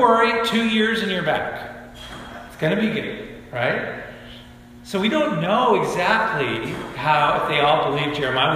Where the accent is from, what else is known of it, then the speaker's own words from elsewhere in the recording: Bend, Oregon, United States; moved away as an adult; also born or lived in Spokane, Washington; now in Camano Island, United States; I grew up in Bend, Oregon, and I, I have a lot of pride in my hometown.